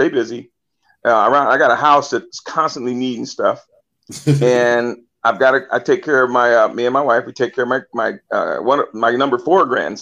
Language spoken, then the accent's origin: English; Vallejo, California, United States; Vallejo is hometown, born and raised there.